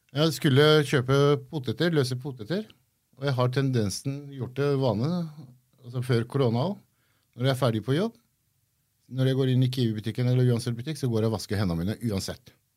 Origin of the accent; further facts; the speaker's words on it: Gressvik, Viken, Norway; also born or lived in Iran; Jeg har vokst opp på Gressvik. Jeg er fra Gressvik.